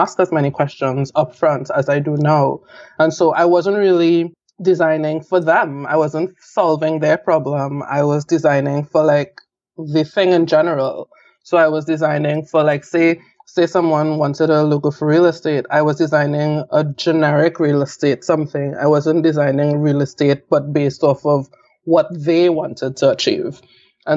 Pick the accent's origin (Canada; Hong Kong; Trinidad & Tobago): Trinidad & Tobago; moved away as an adult; also born or lived in Atlanta, United States; until I left Trinidad